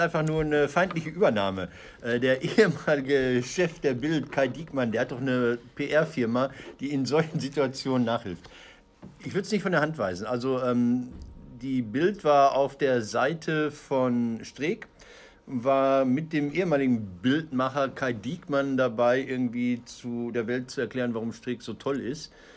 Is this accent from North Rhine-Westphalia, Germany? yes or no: yes; Ruhr area, North Rhine-Westphalia, Germany; also born or lived in Münster; ich komme aus dem Pott